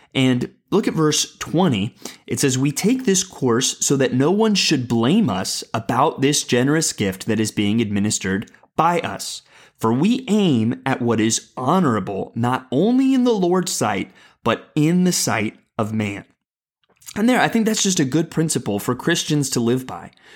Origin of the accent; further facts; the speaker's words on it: San Antonio, Texas, United States; I moved to San Antonio, Texas, kind of in the middle of my childhood